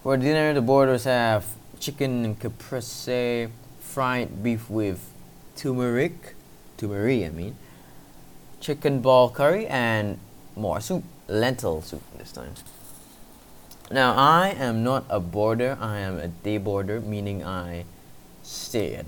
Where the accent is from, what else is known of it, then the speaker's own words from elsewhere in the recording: Malaysia; it's obviously necessary in Malaysia to learn it because I am a Malaysian